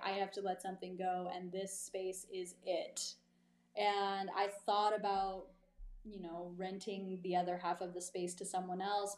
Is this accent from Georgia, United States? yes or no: no; East Texas, United States; now in Marfa, United States; growing up in East Texas